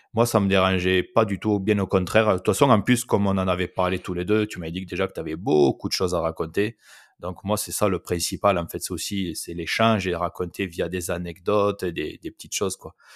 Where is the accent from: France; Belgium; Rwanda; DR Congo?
France; je parle en tant que Français